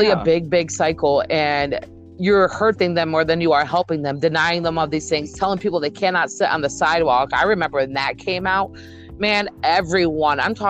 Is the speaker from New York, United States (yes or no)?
yes; New York, United States; also born or lived in North Carolina; I'm from New York